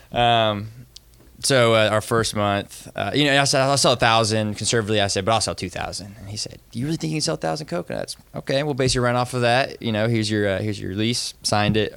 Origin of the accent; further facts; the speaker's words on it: Northwest Florida, United States; I'm from Northwest Florida.